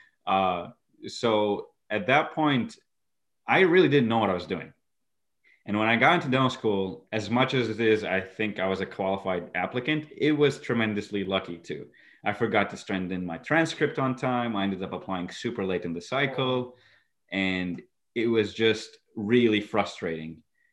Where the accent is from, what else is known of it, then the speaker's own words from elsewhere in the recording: Iraq; moved away; also born or lived in Egypt / Syracuse, New York; I'm originally from Iraq, born and raised, and then I lived in Egypt. In 2011, I moved to Syracuse